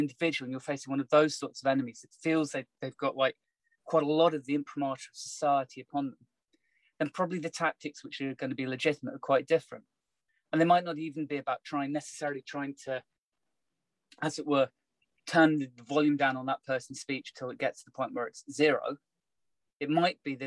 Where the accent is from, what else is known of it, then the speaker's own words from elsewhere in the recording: United Kingdom; I'm very Brit in my perspective.